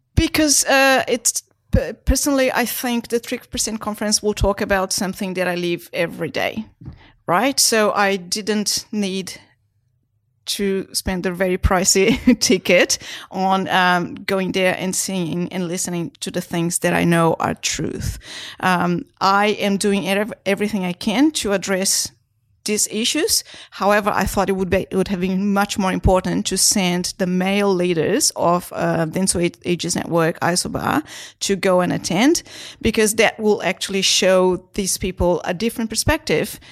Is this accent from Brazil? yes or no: yes; Brazil; now in Australia; I was born in Brazil.